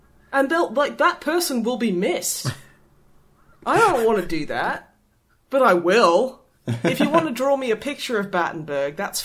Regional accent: Australia; being an Australian, I find that's kind of a bit gallows humour.

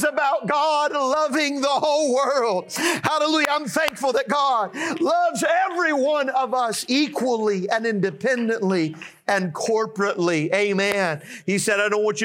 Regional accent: United States; I was born and raised in America

